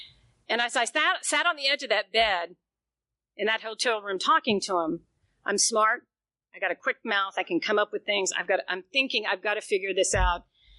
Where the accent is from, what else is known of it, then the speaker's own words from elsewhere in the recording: the South, United States; First of all, I'm from the South. You don't put your business in the street, right?